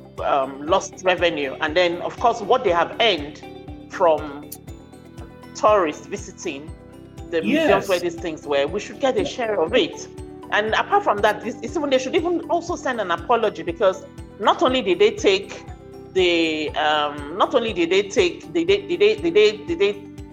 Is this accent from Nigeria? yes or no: yes; Nigeria; I'm talking as a Nigerian